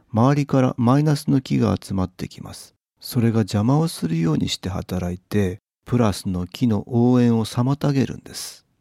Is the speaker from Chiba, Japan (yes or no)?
no; Hokkaido, Japan; 私は北海道出身なので